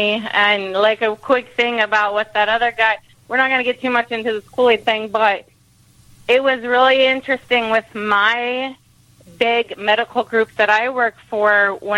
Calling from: Phoenix, Arizona, United States; I'm calling from Phoenix, Arizona.

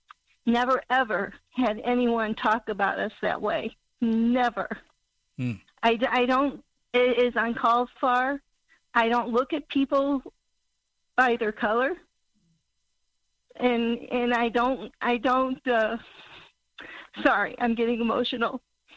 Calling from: Missouri, United States; … from Missouri.

